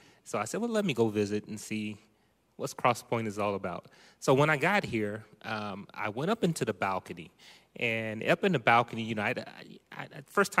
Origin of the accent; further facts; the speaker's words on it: Ohio, United States; now in Manteca, United States; That's correct. I'm from Ohio.